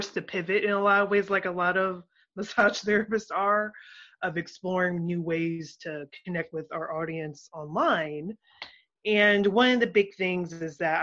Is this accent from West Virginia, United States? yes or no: no; Columbus, Ohio, United States; moved away as an adult; now in Atlanta, United States; I'm originally from Columbus, Ohio, and had a massage career there and decided to come to Atlanta